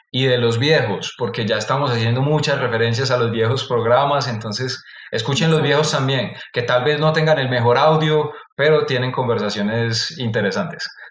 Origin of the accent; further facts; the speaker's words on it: Antioquia, Colombia; accent: paisa; mi acento paisa, que se escucha fuerte